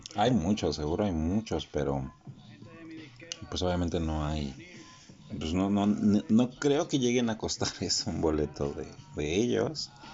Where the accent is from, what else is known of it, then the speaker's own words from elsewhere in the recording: Mexico; nosotros mexicanos